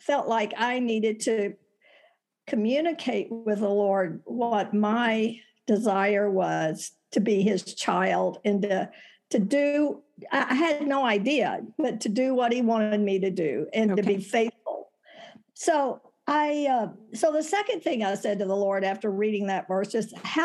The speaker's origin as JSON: {"language": "English", "region": "Texas", "country": "United States", "tie": "born or raised there", "moved": "as an adult", "lives_now": "Tucson, United States", "said": "I was born and raised in Texas"}